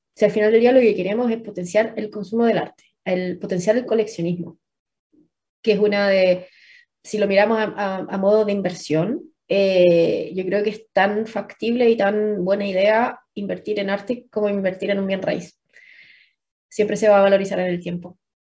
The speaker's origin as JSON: {"language": "Spanish", "country": "Chile", "said": "somos chilenos"}